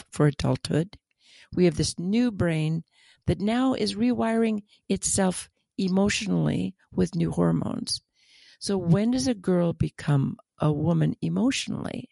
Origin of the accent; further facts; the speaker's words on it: United States; as an American